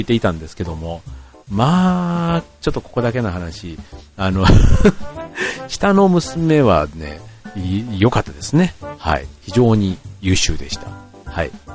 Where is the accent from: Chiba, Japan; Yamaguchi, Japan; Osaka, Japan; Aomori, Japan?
Chiba, Japan; Funabashi; うちの地元の船橋